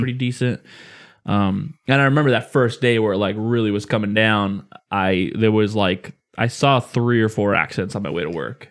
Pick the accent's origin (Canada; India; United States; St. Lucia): United States; Illinois; growing up in Illinois where we get, normally get a fuck ton of snow every year